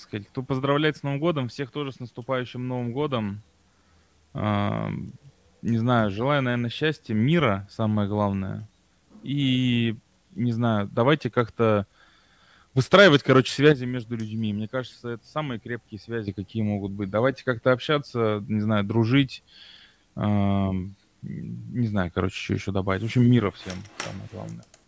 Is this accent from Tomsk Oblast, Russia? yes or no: yes; Tomsk, Tomsk Oblast, Russia; now in Moscow, Russia; я же сам из Томска